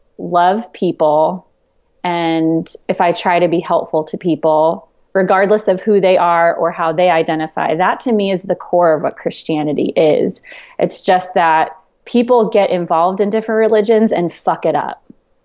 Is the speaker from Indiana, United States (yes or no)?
no; Long Island, New York, United States; Well, I was born and raised Catholic up in Long Island